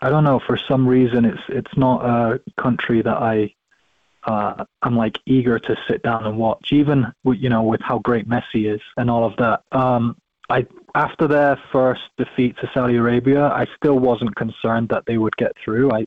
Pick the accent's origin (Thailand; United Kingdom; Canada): United Kingdom; England; moved away; also born or lived in Scotland; I grew up, I lived in England longer than I lived in Scotland